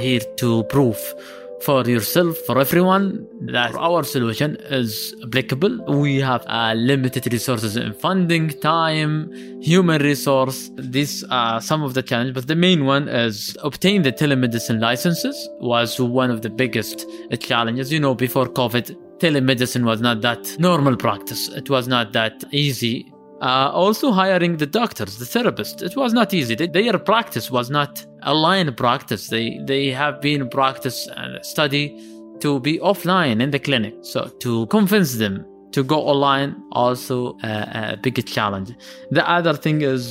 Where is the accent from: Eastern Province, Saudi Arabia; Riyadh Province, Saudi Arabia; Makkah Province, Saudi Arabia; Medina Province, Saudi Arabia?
Medina Province, Saudi Arabia; Medina; I am from Medina, and here in Medina, there was not much mental health support